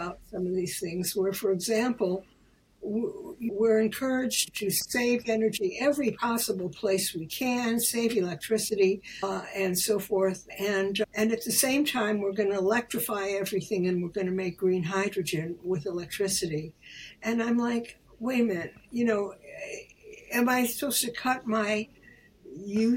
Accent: Chicago, Illinois, United States; moved away; as a little girl, I grew up in Chicago. And Chicago, where I lived on the south side

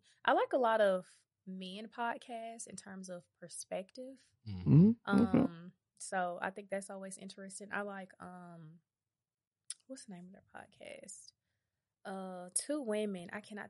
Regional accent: Atlanta, Georgia, United States; that, I'm from Westside

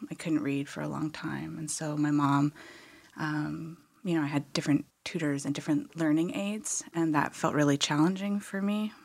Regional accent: Okanagan, British Columbia, Canada; I grew up in the Okanagan

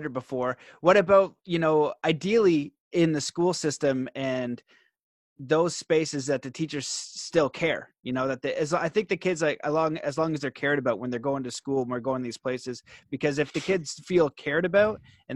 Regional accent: Canada; I'm Canadian

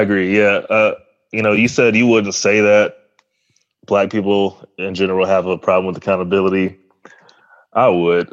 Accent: Arlington, Texas, United States; I grew up in Arlington, Texas

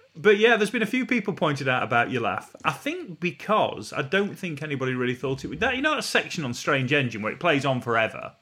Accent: Retford, East Midlands, United Kingdom; I was born and raised in Retford

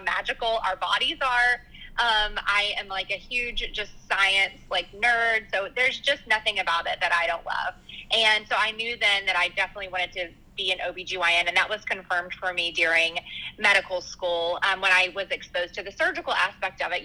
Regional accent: Arkansas, United States; now in Dallas, United States; originally, I'm actually from Arkansas

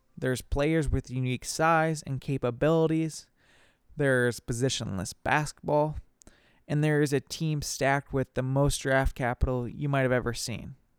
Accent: Minnesota, United States; I, I am obviously from Minnesota

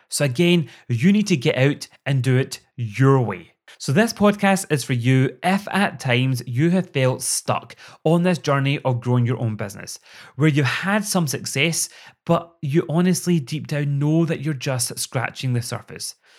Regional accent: Scotland, United Kingdom; accent: Scottish; also born or lived in Glasgow; I'm sure you've already guessed that from my accent, I live in Scotland.

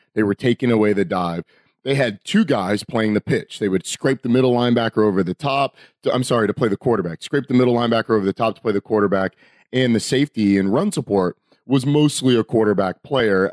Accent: Atlanta, Georgia, United States; growing up in Atlanta

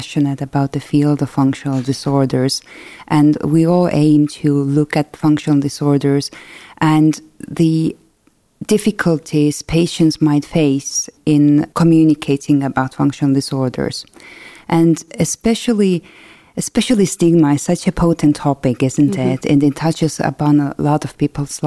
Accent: Estonia; I'm from Estonia.

